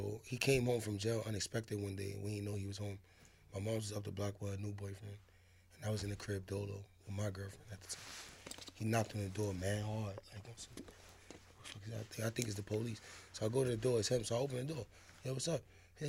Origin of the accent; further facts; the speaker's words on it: New York City, New York, United States; also born or lived in Bronx; Harlem first, and I moved to the Bronx for a little while, for like 5 years